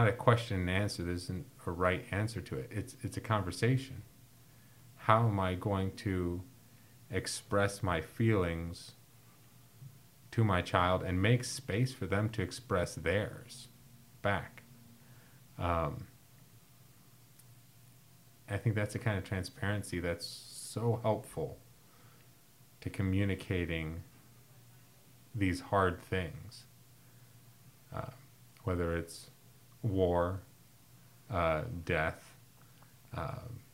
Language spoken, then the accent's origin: English; Chicago, Illinois, United States; I grew up in Chicago between O'Hare and Midway Airport